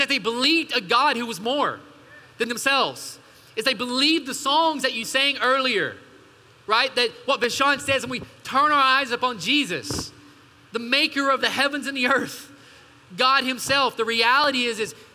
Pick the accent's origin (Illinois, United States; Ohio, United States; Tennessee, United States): Tennessee, United States; East; moved away; also born or lived in Portland; I grew up in the outdoors. I'm from the mountains of East Tennessee